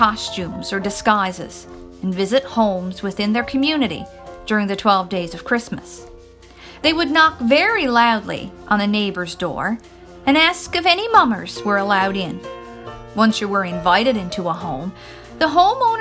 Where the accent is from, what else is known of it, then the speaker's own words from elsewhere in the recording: Newfoundland and Labrador, Canada; I am from Newfoundland, which is a small province on the east coast of Canada